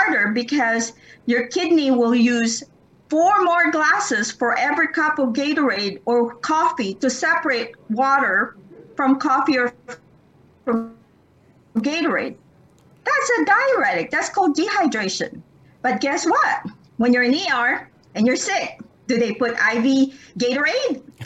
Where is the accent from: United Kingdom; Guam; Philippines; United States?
Philippines; I'm Filipino. I inherited that from my parents